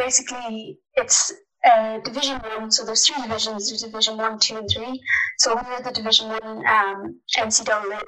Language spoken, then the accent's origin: English; Ballinasloe, Connacht, Ireland; now in Florida, United States